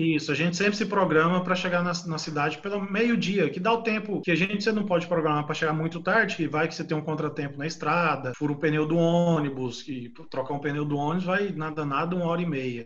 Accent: Goiânia, Goiás, Brazil; Nós somos de Goiânia, mas tinha uma base em São José do Rio Preto

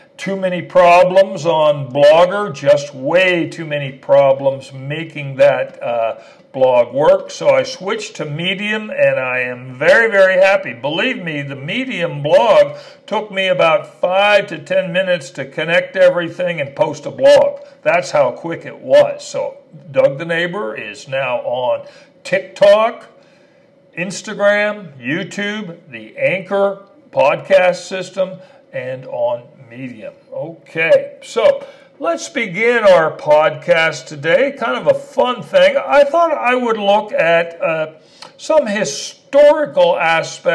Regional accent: Canada; moved away as an adult; also born or lived in El Paso, Texas / Dallas, Texas / New York City; now in Austin, United States; I am an immigrant. I was born in Canada.

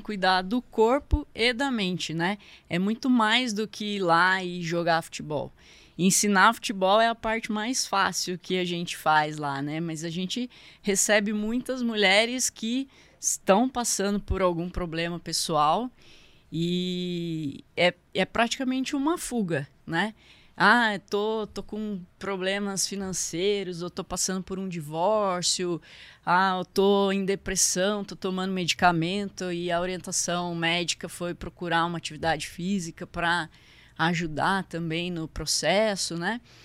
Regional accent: São José dos Campos, São Paulo, Brazil; Eu sou de São José mesmo, nascida aqui, sempre morei por aqui.

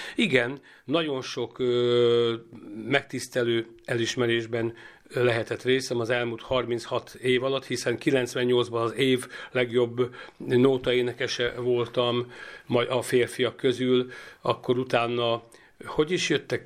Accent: Karcag, Jász-Nagykun-Szolnok, Hungary; együtt nőttünk fel, három évkor különbség van köztünk, egy szobában laktunk, annak idején gyerekszoba, gyerekkorunkban természetesen, és, ö, amikor már felcseperedtünk már gimnázium közepe vége fele, akkor már együtt, ö, zenéltünk, ö, zenekarunk volt Karcagon

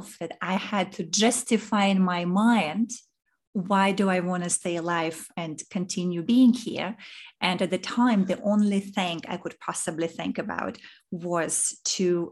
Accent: Saint Petersburg, Russia; moved away as an adult; also born or lived in Zurich / New York; now in Singapore; I was born in Russia in St. Petersburg, and this is where I grew up. And then when I was 21, I left

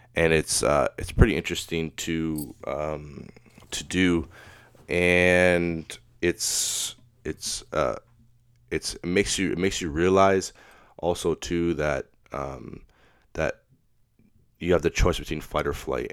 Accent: Pickering, Ontario, Canada; I'm not from Toronto, but I'm from Pickering, so it's, that's the way I, I, I talk

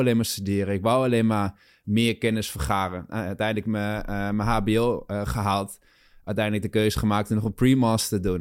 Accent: Achterhoek, Gelderland, Netherlands; moved away as an adult; also born or lived in Nijmegen / Amsterdam; ik kom een sprong uit de Achterhoek

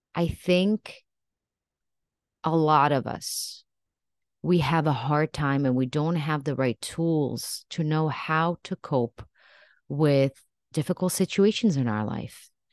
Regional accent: Israel; moved away as an adult; now in United States; I actually was raised in Israel and I even served in the military for two years.

